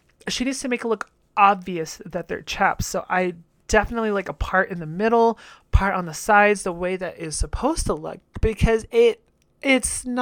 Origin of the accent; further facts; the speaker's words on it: Jalisco, Mexico; my home state of Jalisco